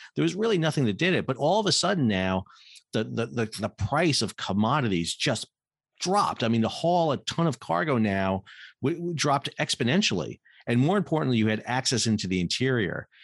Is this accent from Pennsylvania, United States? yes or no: no; New York City, New York, United States; moved away; I grew up in New York City